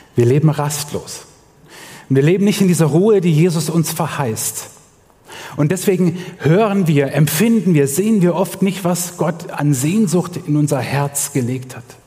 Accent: Germany; Bei uns in Deutschland

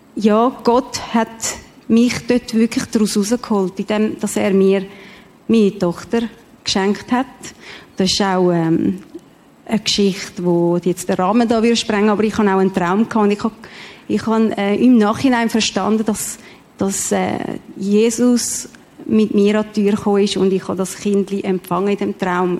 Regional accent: Mexico; now in Switzerland; ich bin in Mexiko geboren

